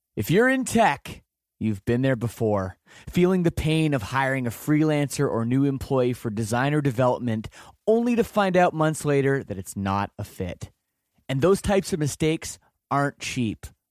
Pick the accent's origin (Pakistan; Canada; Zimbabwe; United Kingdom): Canada; I'm from Canada